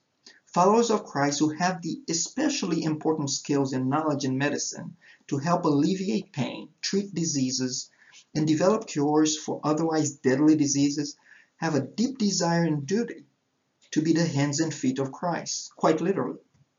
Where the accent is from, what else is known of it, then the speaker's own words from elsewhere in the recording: Haiti; As I said, I was born and raised in Haiti, where my parents are church planters.